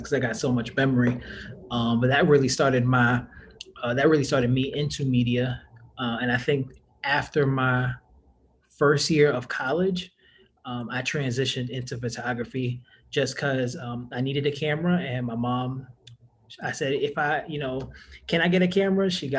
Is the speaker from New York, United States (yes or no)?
yes; New York, United States; moved away as an adult; now in New Orleans, United States; I was born and raised in New York, stayed in New York until the age of 22